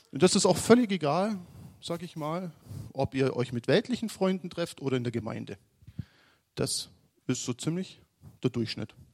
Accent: Aalen, Baden-Württemberg, Germany; now in Munich, Germany; ihr wisst alle, dass ich noch nicht so lange in München bin. Mein Onkel ist Pastor in Kaufbeuren. Wir kommen eigentlich aus Aalen.

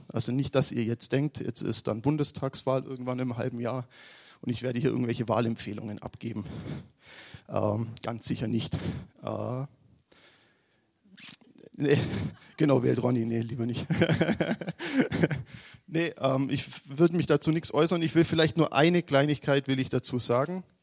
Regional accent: Aalen, Baden-Württemberg, Germany; now in Munich, Germany; ihr wisst alle, dass ich noch nicht so lange in München bin. Mein Onkel ist Pastor in Kaufbeuren. Wir kommen eigentlich aus Aalen.

